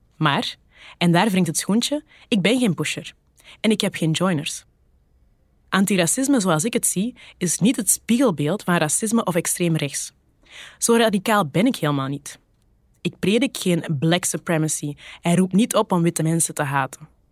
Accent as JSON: {"language": "Dutch", "area": "Kempen", "region": "Flanders", "country": "Belgium", "accent": "Kempisch", "said": "Mijn platte Kempische accent"}